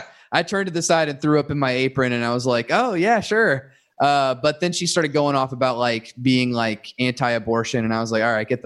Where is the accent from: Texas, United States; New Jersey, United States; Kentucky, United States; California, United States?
Kentucky, United States; because I'm from Kentucky, but I don't really have a Southern accent anywhere.